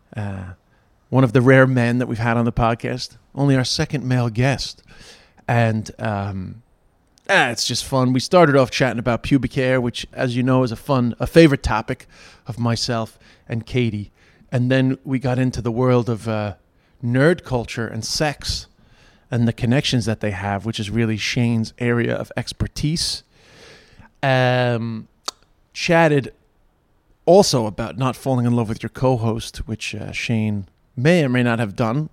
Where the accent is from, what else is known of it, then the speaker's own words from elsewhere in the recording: New York, United States; moved away as an adult; I've moved back to the United States in the last five years, 'cause I'm from New York originally